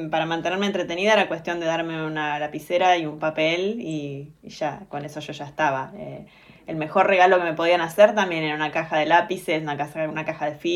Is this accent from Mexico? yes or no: no; Olavarría, Buenos Aires Province, Argentina; born there; also born or lived in Bahía Blanca; Soy nacida en Olavarría